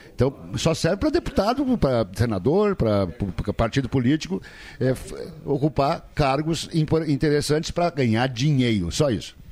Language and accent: Portuguese; Passo do Sobrado, Rio Grande do Sul, Brazil; also born or lived in Rio Pardo; Eu me criei no Passo do Sobrado, o pessoal sabe que era município de Rio Pardo, estudei em Rio Pardo.